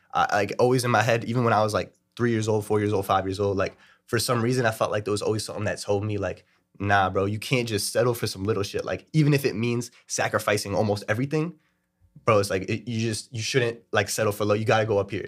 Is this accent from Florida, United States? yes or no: no; New York City, New York, United States; I'm from Brooklyn, New York